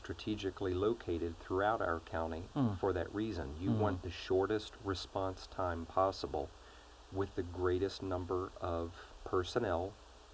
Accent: Shenandoah Valley, Virginia, United States; I grew up in the Shenandoah Valley

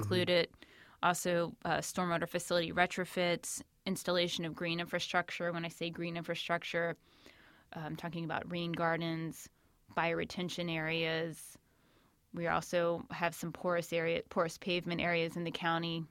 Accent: Shenandoah Valley, Northern Virginia, United States; moved away as an adult; also born or lived in Northern California; I'm actually out near the Shenandoah Valley is where I grew up and where I live now

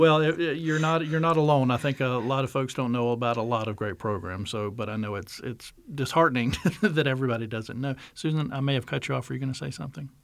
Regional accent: North Carolina, United States; North Carolina, my home state

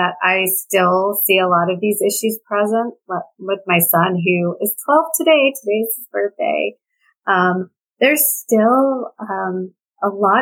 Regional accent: New York City, New York, United States; I grew up in New York City, near Greenwich Village

